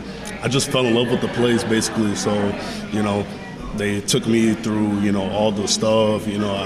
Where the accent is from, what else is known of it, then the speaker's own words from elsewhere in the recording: Houston, Texas, United States; moved away; I'm from Houston, Texas